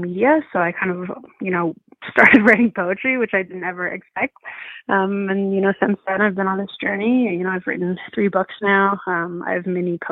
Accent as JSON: {"language": "English", "town": "Cleveland", "region": "Ohio", "country": "United States", "tie": "born or raised there", "moved": "as an adult", "lives_now": "Denver, United States", "said": "I grew up in Cleveland, Ohio, but I'm currently living in Denver, Colorado"}